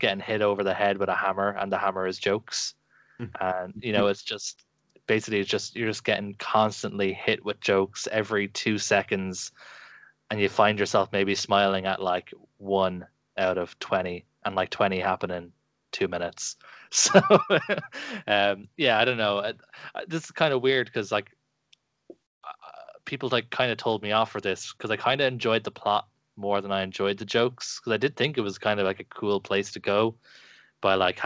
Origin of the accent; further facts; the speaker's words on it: Ireland; growing up in Ireland